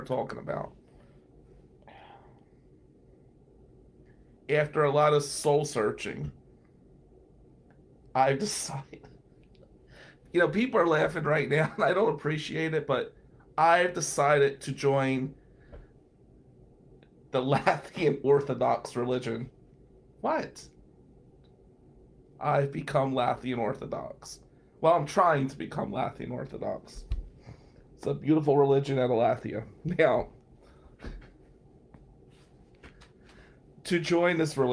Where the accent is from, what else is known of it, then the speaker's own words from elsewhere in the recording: Atlantic City, New Jersey, United States; now in Michigan, United States; I grew up poor in Atlantic City, New Jersey